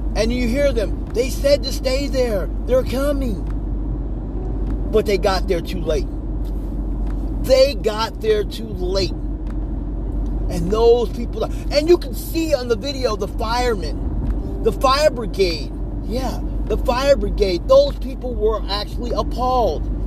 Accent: United States; I'm an American

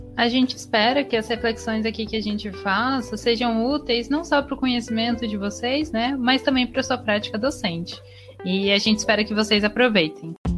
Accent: Campinas, São Paulo, Brazil; Campinas, onde eu nasci

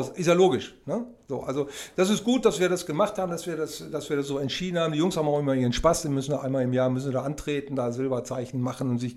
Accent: Oerlinghausen, North Rhine-Westphalia, Germany; wir kommen aus Erlinghausen, das ist quasi ein Vorort von Bielefeld

